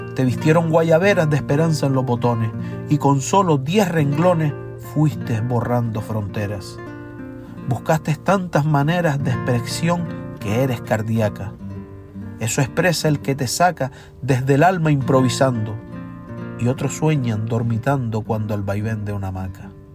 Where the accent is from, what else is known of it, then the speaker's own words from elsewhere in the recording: Gran Canaria, Canary Islands, Spain; soy verseador de las Islas Canarias, de la isla de Gran Canaria concretamente